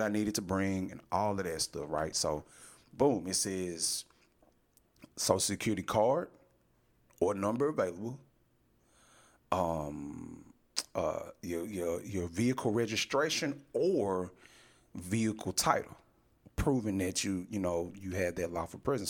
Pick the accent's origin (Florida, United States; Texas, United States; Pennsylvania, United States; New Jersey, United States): Texas, United States; I'm a fucking U.S. citizen born and raised in Texas.